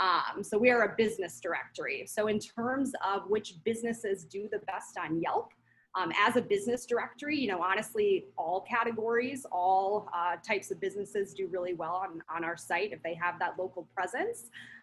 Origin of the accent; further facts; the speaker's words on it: Midwest, United States; also born or lived in Minnesota / Wisconsin / Pennsylvania / North Carolina; now in Scottsdale, United States; I'm from the Midwest. I've lived in Minnesota, Wisconsin, Pennsylvania, North Carolina, just all over.